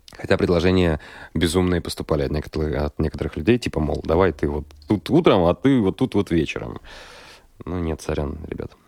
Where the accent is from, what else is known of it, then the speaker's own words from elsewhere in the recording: Kirov, Kirov Oblast, Russia; я родом из Кирова